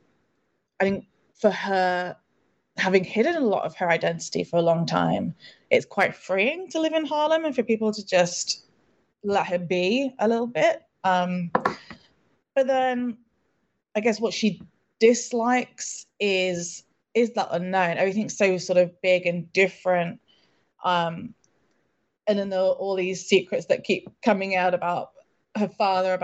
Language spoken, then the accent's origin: English; United Kingdom; also born or lived in London; I'm British. I live in London